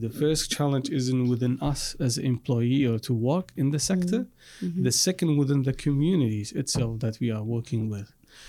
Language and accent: English; Iraq; moved away; And I, by the way, I come from Iraq. And from Iraq also I'm from Assyrian community.